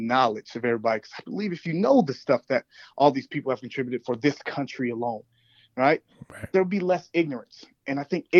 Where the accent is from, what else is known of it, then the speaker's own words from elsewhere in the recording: United States; I say I'm an American because I'm proud to be an American